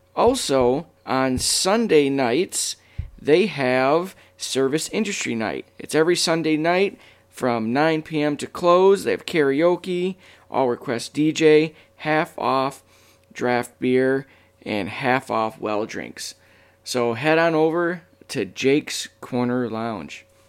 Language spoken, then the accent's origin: English; Michigan, United States; my home state, the great state of Michigan